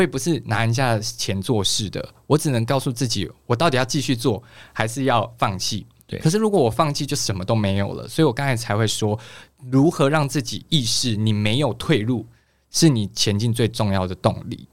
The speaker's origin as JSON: {"language": "Chinese", "town": "Kaohsiung", "country": "Taiwan", "moved": "yes", "said": "我来自高雄"}